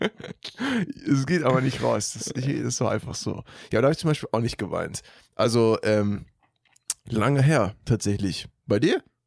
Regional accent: Germany; ich bin auch in Deutschland geboren.

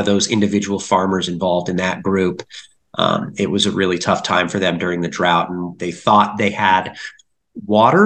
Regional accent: Littleton, Colorado, United States; I grew up in Littleton, Colorado. That's where I live still today.

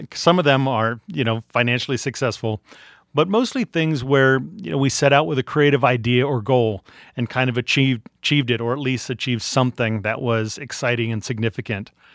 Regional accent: Arlington, Virginia, United States; born or raised there; also born or lived in Washington, D.C.

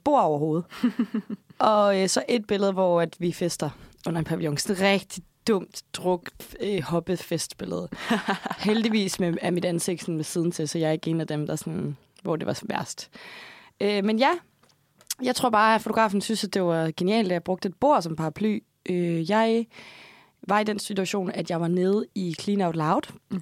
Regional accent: Odder, Central Denmark Region, Denmark; moved away; jeg er fra Odsad

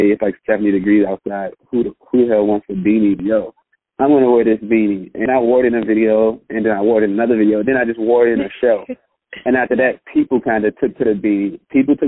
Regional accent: Prince George's County, D.C., Maryland, United States; I'm from PG County, which is like a small county outside of Washington, D.C.

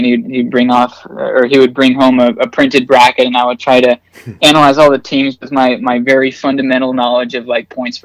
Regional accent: Seattle, Washington, United States; moved away as an adult; now in Charlotte, United States; I'm from Seattle

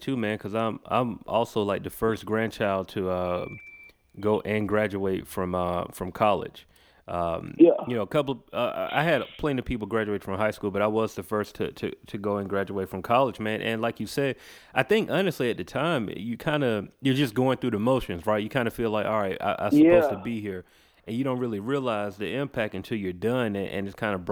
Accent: Macon, Georgia, United States; I grew up in a city called Macon, Georgia

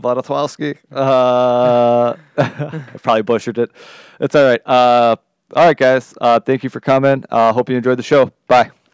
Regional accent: Detroit, Michigan, United States; I'm coming from Detroit

